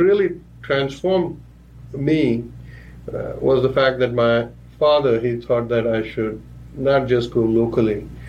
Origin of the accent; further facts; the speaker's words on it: Gulbarga, Karnataka, India; first language Marathi; English is a second language; moved away; I grew up in Karnataka